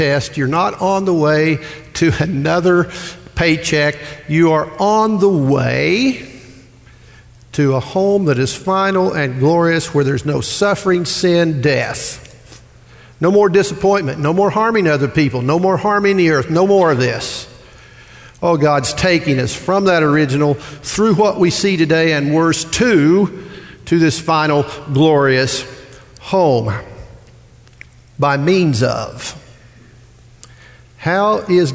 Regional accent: Midwest, United States; moved away; I'm from the Midwest

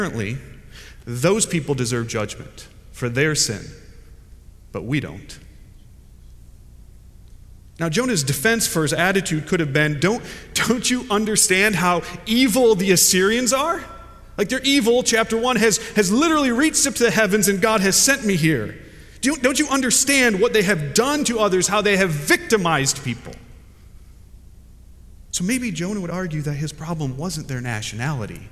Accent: United States; now in Fuquay-Varina, United States; I'm an American

